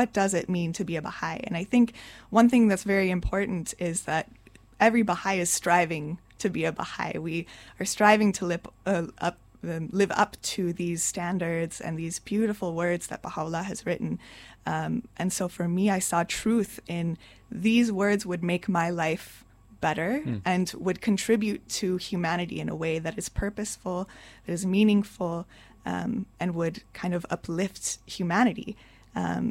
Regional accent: Arizona, United States; I was raised in Arizona, so there was a sizable community

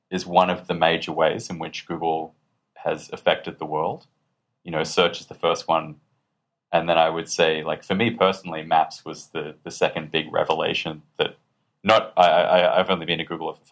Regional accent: Australia; people in Australia think that I'm not Australian because I guess I spend a lot of time speaking to international audiences, uh so I sort of round out my accent a little bit.

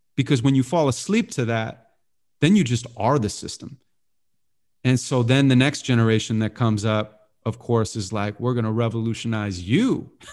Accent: Santa Monica, California, United States; I was born and raised in Santa Monica

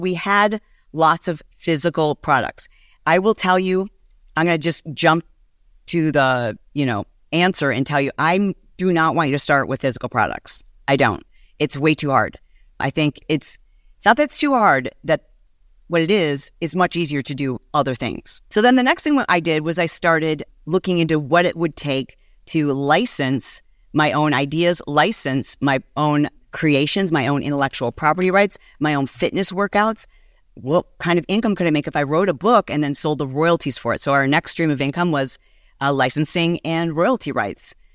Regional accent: Michigan, United States; moved away as an adult; also born or lived in Southern California; I am from Michigan

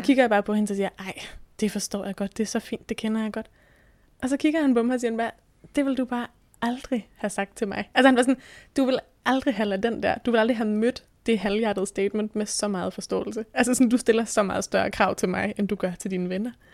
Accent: Bornholm, Capital Region of Denmark, Denmark; now in Thy, Denmark; er født og opvokset på Bornholm

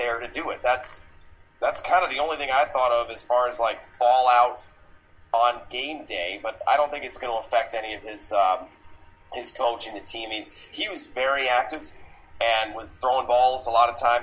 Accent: Midwest, United States; now in Arizona, United States; I'm from the Midwest originally, but I've lived in Arizona longer than anywhere else.

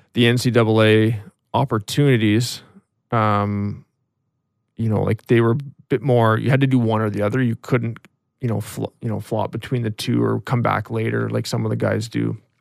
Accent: Ashcroft, British Columbia, Canada; also born or lived in Vernon, British Columbia; My dad worked for, uh, for Telus, or B C Tell at the time, and, and then ended up getting transferred to, uh, to Ashcroft

